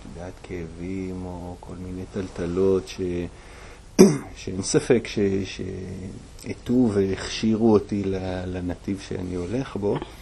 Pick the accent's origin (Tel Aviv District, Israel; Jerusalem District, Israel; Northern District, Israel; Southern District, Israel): Jerusalem District, Israel; Jerusalem; now in Golan Heights; גדלתי בירושלים